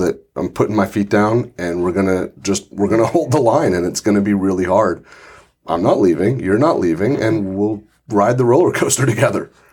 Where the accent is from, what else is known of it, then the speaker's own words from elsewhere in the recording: Santa Rosa, California, United States; As someone who grew up in Santa Rosa, this is my hometown